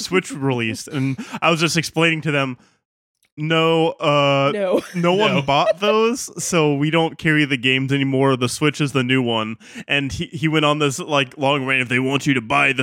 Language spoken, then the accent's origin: English; Rapid City, South Dakota, United States; I grew up in Rapsay, South Dakota